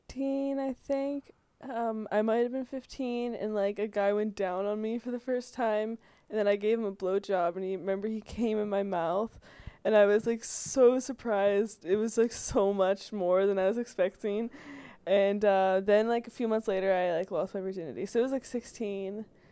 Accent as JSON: {"language": "English", "region": "Pennsylvania", "country": "United States", "said": "I'm from Pennsylvania."}